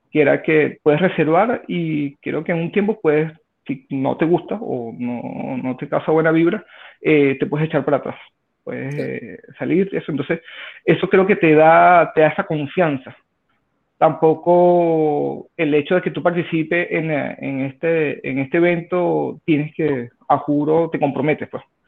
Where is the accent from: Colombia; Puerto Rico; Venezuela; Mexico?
Venezuela; moved away as an adult; now in Santiago, Chile; soy extranjero, soy de Venezuela, tengo 34 años, tengo ya 5 años en Chile